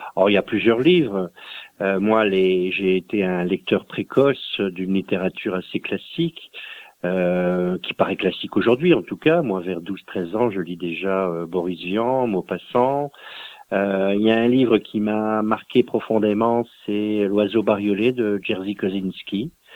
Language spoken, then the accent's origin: French; Dunkirk, Hauts-de-France, France; mon pays d'origine, qui est un pays très industrialisé, hein, le, le, nord de la France, Dunkerque